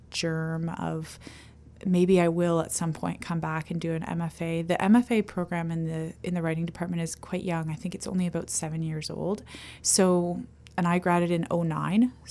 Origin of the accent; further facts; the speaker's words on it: Ontario, Canada; now in Victoria, Canada; I came from Ontario.